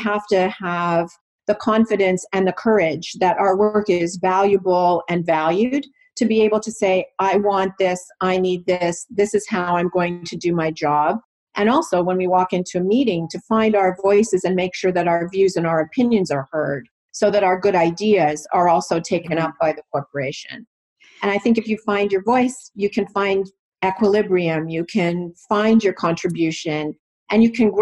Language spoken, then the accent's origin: English; Toronto, Ontario, Canada; now in New Jersey, United States; I was born and raised in Toronto, Canada, and now I live in New Jersey.